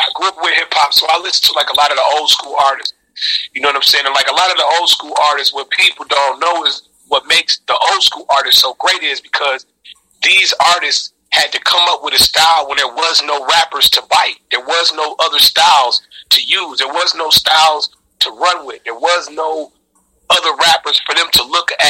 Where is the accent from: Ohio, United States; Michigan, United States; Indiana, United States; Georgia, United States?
Michigan, United States; Highland Park; also born or lived in Detroit; I grew up in Highland Park, Michigan.